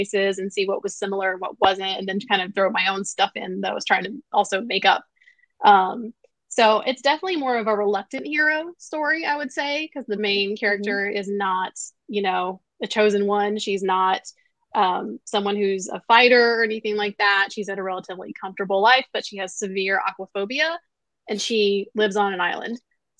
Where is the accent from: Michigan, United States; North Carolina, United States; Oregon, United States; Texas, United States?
North Carolina, United States; Where I grew up in North Carolina